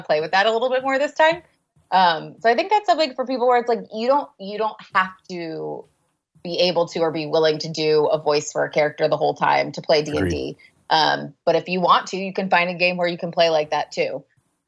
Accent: California, United States; I grew up in California

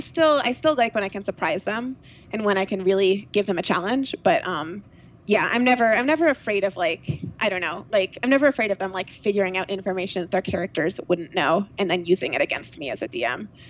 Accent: New York, United States; Like Hudson Valley, so like Rhinebeck, Woodstock area.

